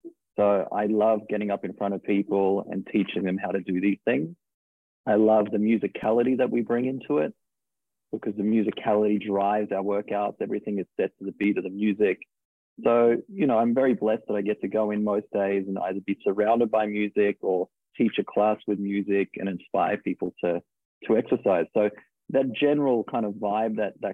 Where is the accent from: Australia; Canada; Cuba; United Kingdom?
Australia; accent: Australian; moved away as an adult; now in New York, United States; So I'm originally from Australia. I moved to New York 12 years ago.